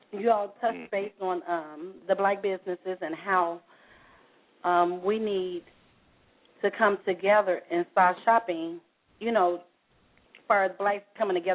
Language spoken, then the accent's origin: English; Chicago, Illinois, United States; I'm from the west side of Chicago.